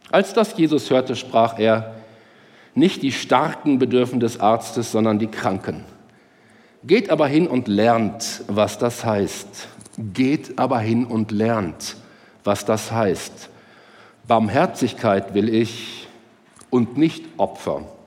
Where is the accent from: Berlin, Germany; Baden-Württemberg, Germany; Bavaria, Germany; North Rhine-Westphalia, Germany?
North Rhine-Westphalia, Germany; Herne; heute heißt der Rudi Zerne aus Herne, meiner Heimatstadt, der die Sendung moderiert.